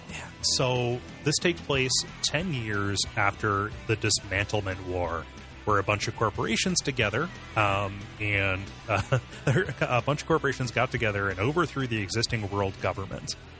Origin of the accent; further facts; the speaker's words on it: United States; I, I grew up in Richland County